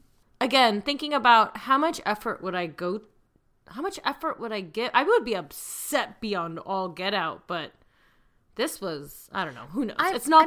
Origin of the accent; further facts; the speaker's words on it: Illinois, United States; But then again, I'm from Central Illinois.